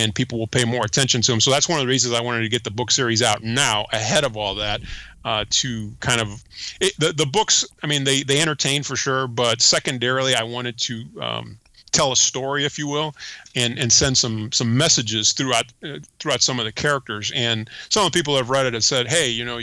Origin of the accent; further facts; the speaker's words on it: United States; first language Spanish; English is a second language; also born or lived in Panama; Came to the United States many, many years ago and pretty much grew up in the United States.